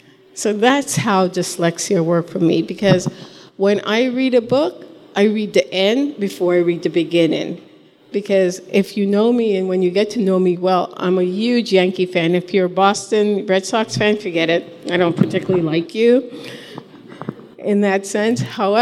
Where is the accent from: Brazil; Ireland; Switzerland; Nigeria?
Ireland; I'm a mom, I'm dyslexic, and I'm Irish.